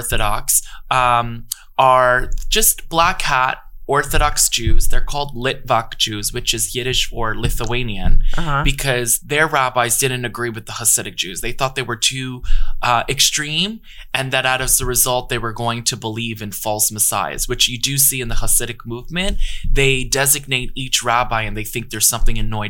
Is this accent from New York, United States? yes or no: yes; New York, United States; growing up in the Lower East Side